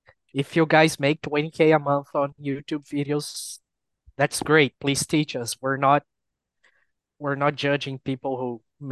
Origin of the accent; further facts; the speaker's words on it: Brazil; we're poor and from Brazil.